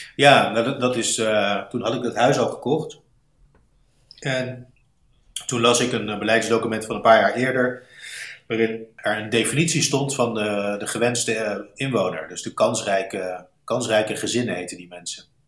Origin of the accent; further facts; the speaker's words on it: Rotterdam, South Holland, Netherlands; moved away; also born or lived in St. Louis, United States; dit is een stad waar ik eh, geboren ben, getogen ben